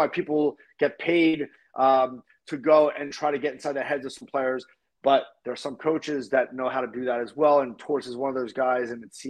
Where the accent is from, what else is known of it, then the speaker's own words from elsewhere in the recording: Philadelphia, Pennsylvania, United States; when I played for the Philadelphia Junior Flyers growing up in the Philadelphia area